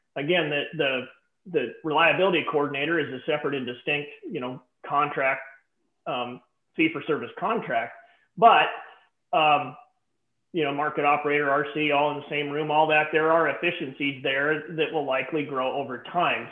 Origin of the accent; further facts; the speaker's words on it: the West, United States; I'm from the West